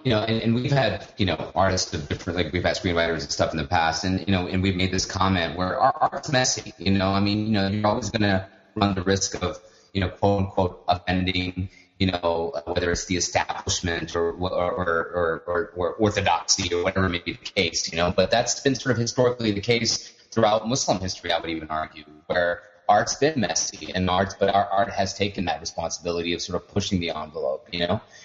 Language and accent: English; United States; growing up in America, even though you know born here